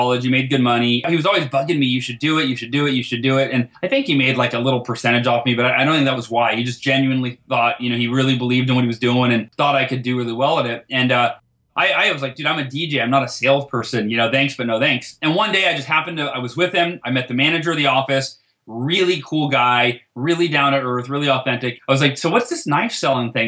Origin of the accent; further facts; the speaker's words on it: Oakhurst, California, United States; my hometown, Oakhurst, California